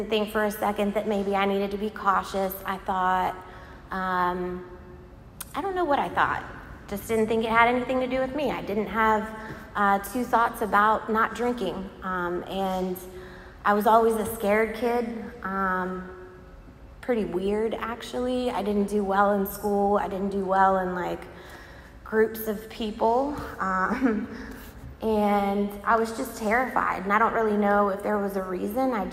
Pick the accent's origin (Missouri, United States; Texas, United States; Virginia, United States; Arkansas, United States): Virginia, United States; Virginia Beach; moved away as an adult; now in Raleigh, United States; I was born in Virginia Beach. I lived there for 20 years